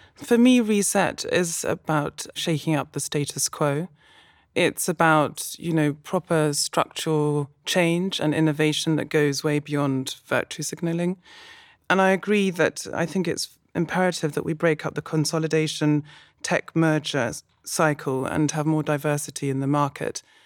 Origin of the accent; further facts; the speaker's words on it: London, United Kingdom; moved away as an adult; now in Berlin, Germany; I'm originally from London.